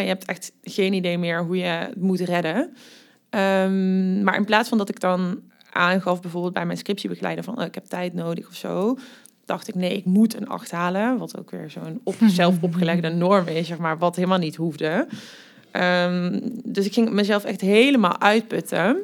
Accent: Amerika, Limburg, Netherlands; accent: soft G; moved away as an adult; now in Nijmegen, Netherlands; ik kom uit Limburg, wat je waarschijnlijk ook al hoort aan mijn zachte G. Eh, ik ben daar opgegroeid in een heel klein dorpje genaamd Amerika op de boerderij

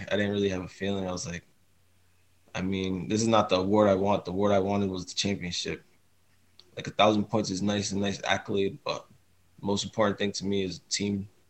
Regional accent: Boston, Massachusetts, United States; I was born in Boston

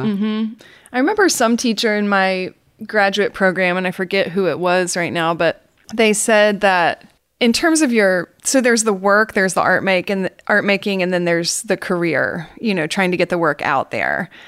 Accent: Atlanta, Georgia, United States; accent: Southern; I am from Atlanta, Georgia, and you will hear me say things like y'all, and you'll hear my Southern accent

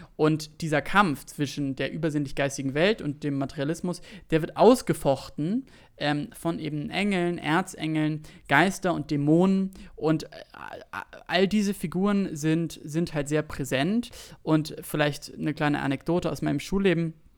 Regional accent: Berlin, Germany; ich bin aus Berlin, so aus, aus Zehlendorf

